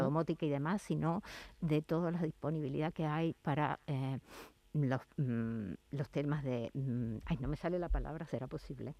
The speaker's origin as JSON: {"language": "Spanish", "region": "La Pampa", "country": "Argentina", "moved": "as an adult", "lives_now": "Seville, Spain", "said": "mi ciudad de origen, de, Argentina de La Pampa"}